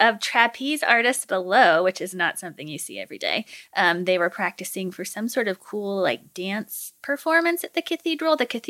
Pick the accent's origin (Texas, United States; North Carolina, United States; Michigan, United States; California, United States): California, United States; Davis; the very Reverend Malcolm Clemens Young is from my hometown, and we actually went to the same high school.